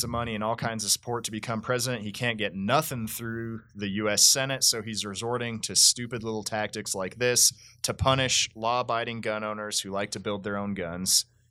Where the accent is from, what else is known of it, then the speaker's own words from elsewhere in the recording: Colorado, United States; my home state of Colorado